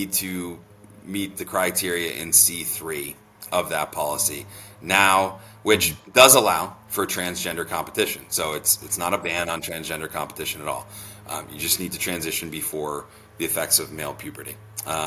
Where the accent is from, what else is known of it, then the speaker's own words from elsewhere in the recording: Vermont, United States; I'm from Vermont.